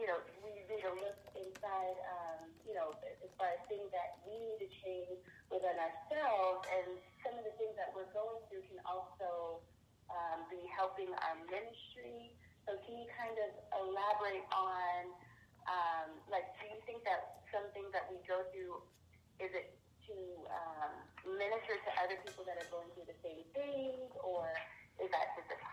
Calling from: Maryland, United States; I'm calling from Maryland.

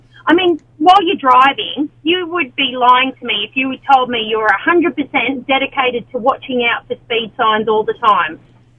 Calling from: Maitland, New South Wales, Australia; Well, Maitland at the moment.

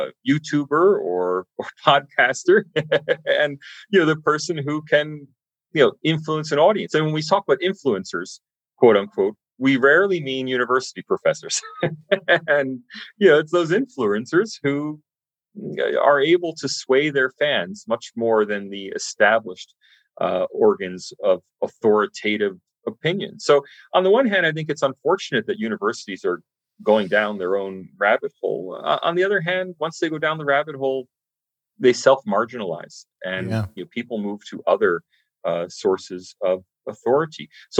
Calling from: Sydney, New South Wales, Australia; but I'm speaking from Sydney, Australia, so who really knows?

